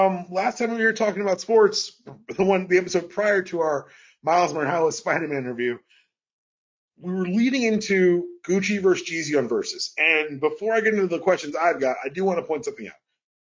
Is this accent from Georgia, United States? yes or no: yes; Atlanta, Georgia, United States; We're from Atlanta. We know how you love us.